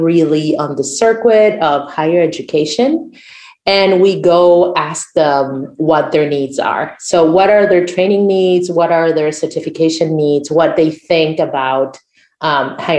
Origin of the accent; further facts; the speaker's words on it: Uruguay; first language Spanish; English is a second language; I'm from Uruguay.